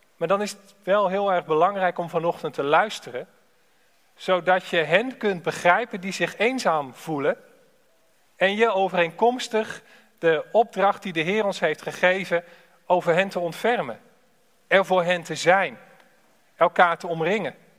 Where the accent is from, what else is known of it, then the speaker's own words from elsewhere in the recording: Alphen aan den Rijn, South Holland, Netherlands; Ik ben afkomstig uit Al van der Rijn